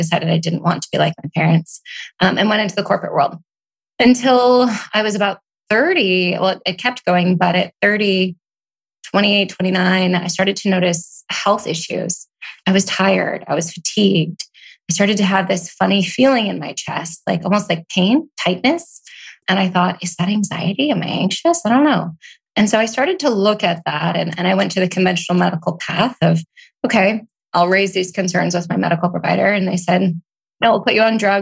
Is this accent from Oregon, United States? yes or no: yes; Oregon, United States; moved away as an adult; also born or lived in Portland / Seattle / Austin / New York; I grew up in Oregon